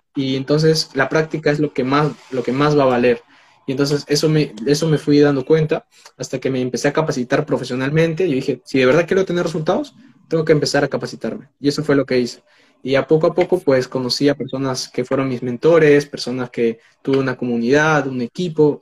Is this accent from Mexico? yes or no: no; Peru; tengo 19 años, soy de Perú